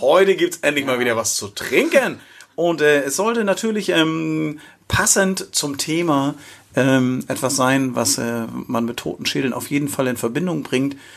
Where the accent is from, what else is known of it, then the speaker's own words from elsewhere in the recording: Schleswig-Holstein, Germany; accent: leichter nordischer Slang; leichte nordische Slang bei mir und bei Sonja